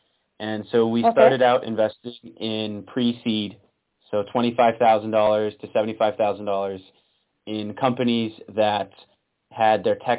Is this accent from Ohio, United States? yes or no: no; Wisconsin, United States; moved away as an adult; also born or lived in Chile; No, so I'm actually from Wisconsin in the U.S.